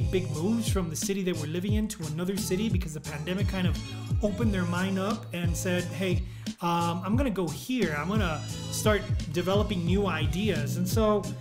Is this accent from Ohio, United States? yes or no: no; El Paso, Texas, United States; Joe was from El Paso, I was from El Paso, we were from Texas.